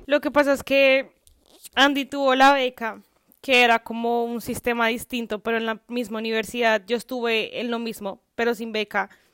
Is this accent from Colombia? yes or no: yes; Colombia; moved away as an adult; now in Canada; yo estaba bien en mi país, o sea, no no de la mejor forma económicamente, porque vivir en Colombia es muy complicado